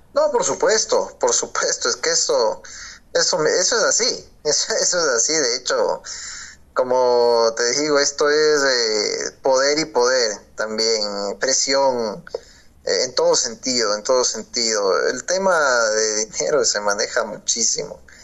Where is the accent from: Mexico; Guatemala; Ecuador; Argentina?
Ecuador; soy locutor deportivo ecuatoriano